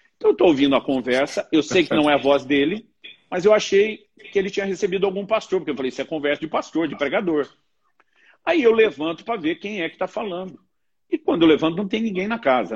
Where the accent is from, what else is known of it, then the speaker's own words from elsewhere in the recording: Campinas, São Paulo, Brazil; Campinas, cidade onde me criei